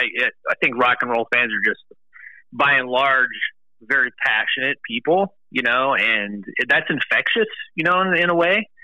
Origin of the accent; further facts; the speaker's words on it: Cleveland, Ohio, United States; I'm from the Cleveland area